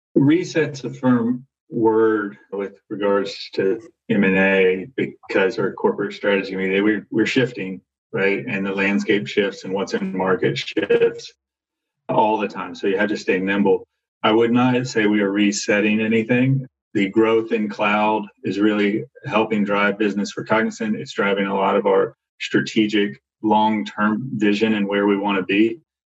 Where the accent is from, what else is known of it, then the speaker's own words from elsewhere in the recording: Arkansas, United States; I grew up in Arkansas